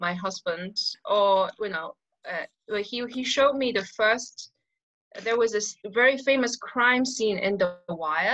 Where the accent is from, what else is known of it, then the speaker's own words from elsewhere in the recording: Shanghai, China; first language Shanghainese; English is a second language; moved away; my native tongue, which is Shanghainese.